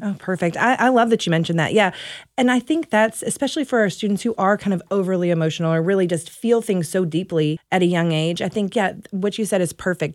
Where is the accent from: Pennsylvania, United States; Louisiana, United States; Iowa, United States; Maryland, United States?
Louisiana, United States; moved away as an adult; also born or lived in Dallas, Texas; now in Mesquite, United States; I am from Louisiana, uh, originally